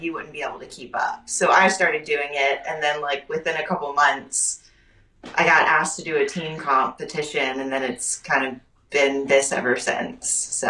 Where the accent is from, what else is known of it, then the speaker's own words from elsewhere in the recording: Charleston, South Carolina, United States; I'm originally from Charleston, South Carolina. I grew up there, grew up next to the beach. So I'm naturally like a water girl.